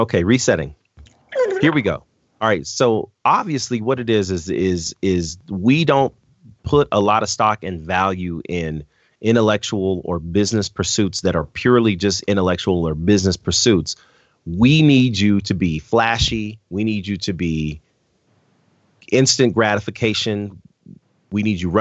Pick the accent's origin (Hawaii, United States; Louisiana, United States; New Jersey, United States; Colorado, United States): Colorado, United States; Denver; my hometown of Denver, Colorado, and went to my high school, East High